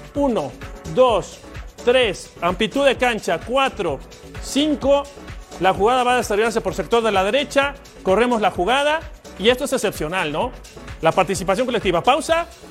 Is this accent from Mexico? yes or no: yes; Mexico; como aficionado, como mexicano